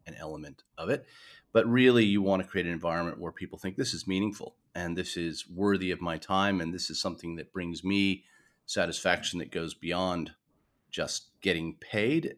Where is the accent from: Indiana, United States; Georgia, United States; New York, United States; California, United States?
New York, United States; moved away as an adult; also born or lived in San Francisco / Melbourne; now in Australia; I wasn't born in Australia. I was born in New York.